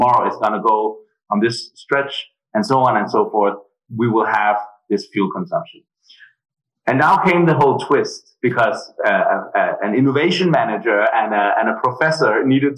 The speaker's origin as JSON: {"language": "English", "country": "Denmark", "also_born_or_lived": "Germany", "moved": "as an adult", "lives_now": "Berlin, Germany", "said": "I'm originally from Denmark. I moved to Germany right after my studies"}